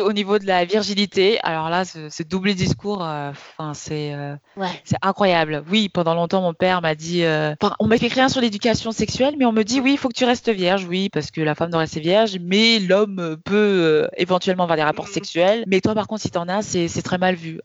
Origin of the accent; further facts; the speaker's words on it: Kaolack, Senegal; où je viens, de Kaolac